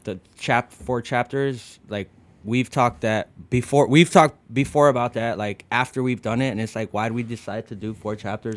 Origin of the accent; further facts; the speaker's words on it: United States; first language English; I was born in the states, and you know my first language is you know English